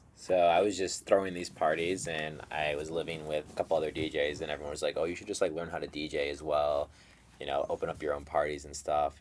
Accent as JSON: {"language": "English", "town": "Chicago", "region": "Illinois", "country": "United States", "tie": "born or raised there", "said": "I was born in Chicago"}